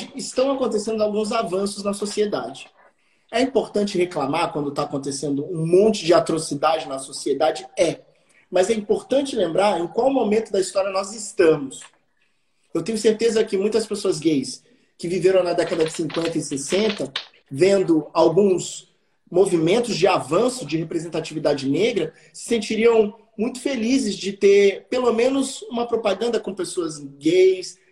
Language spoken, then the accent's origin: Portuguese; Juiz de Fora, Minas Gerais, Brazil; moved away; also born or lived in Rio de Janeiro / São Paulo; Eu tinha 10 anos quando essa lei foi aprovada na minha cidade